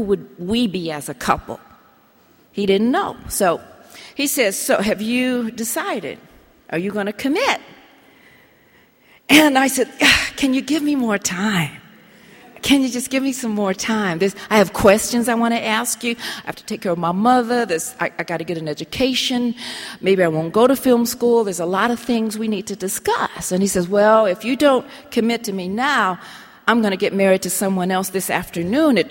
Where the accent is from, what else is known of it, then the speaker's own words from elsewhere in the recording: Colorado, United States; Colorado. And I drive a tractor, and I go hunting and fishing